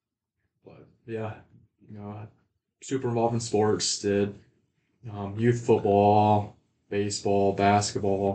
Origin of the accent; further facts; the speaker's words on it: Arlington, Nebraska, United States; now in Henderson, United States; growing up in Arlington, small town, a little bit bigger than Henderson here